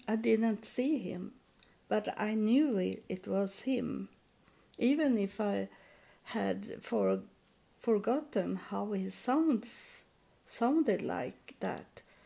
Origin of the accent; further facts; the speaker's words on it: Sweden; also born or lived in United States / Helsingborg, Sweden; I was born in Sweden, and I now I live in Sweden also